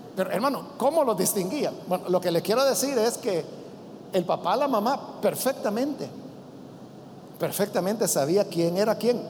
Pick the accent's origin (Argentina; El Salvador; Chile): El Salvador; el calor húmedo que nosotros tenemos en nuestro país